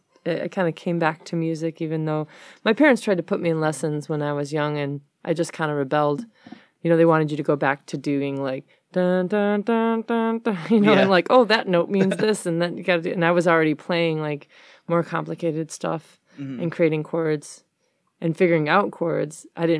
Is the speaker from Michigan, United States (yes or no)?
yes; Detroit, Michigan, United States; Yeah, I was born on the West Side.